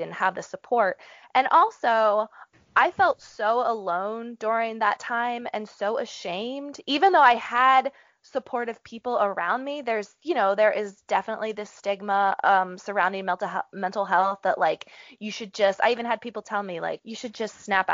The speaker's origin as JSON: {"language": "English", "region": "Appalachia", "country": "United States", "tie": "born or raised there", "said": "I grew up in Appalachia"}